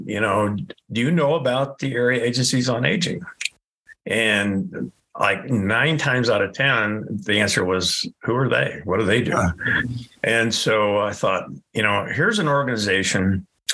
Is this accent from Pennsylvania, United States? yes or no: no; Indiana, United States; now in Colorado, United States; I grew up in Indiana